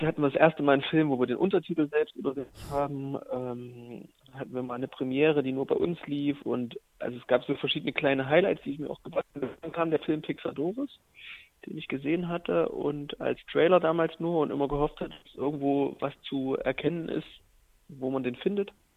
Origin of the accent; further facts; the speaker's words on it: Jena, Thuringia, Germany; aus Jena, aus, aus meiner Heimatstadt